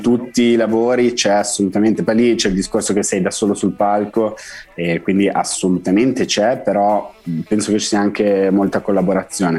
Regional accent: Algeria; Italian is a second language; also born or lived in France; now in Italy; io sono un piede nero, cioè sono un francese nato in Algeria

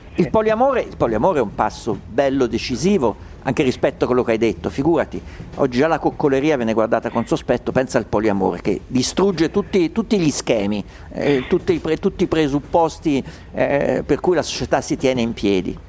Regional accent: Umbria, Italy; io sono umbro, da piccolo ho vissuto in una società rurale perché mio padre aveva la campagna

